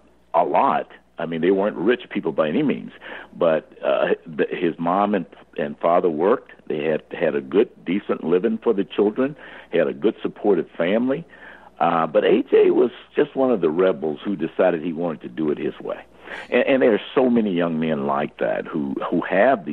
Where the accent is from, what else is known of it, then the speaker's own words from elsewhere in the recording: Birmingham, Alabama, United States; growing up in Birmingham, Alabama, during Jim Crow days